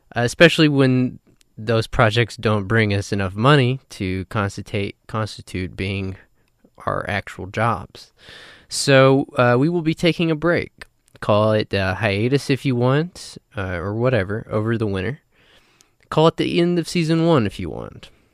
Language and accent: English; New Mexico, United States; moved away; also born or lived in Texas; I'm originally from the West. I'm from New Mexico